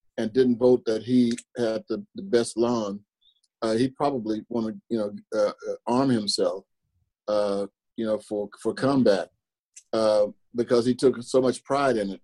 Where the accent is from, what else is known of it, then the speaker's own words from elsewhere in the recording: Ellis County, Texas, United States; now in Kansas City, United States; I grew up in Texas, in Ellis County